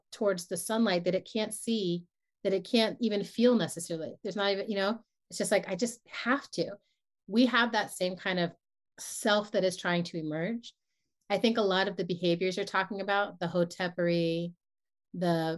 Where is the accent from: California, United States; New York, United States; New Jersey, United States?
New York, United States; moved away as an adult; also born or lived in San Francisco Bay Area; I come from New York